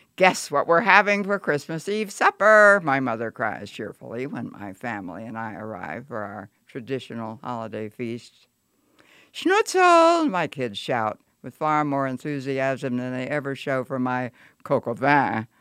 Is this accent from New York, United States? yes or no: no; Lewistown, Pennsylvania, United States; my hometown, Lewistown